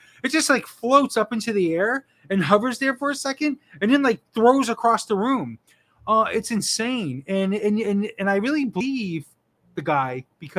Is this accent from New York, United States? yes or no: no; South Florida, United States; moved away as an adult; now in New England, United States; I was born and raised in South Florida. Lived there my whole life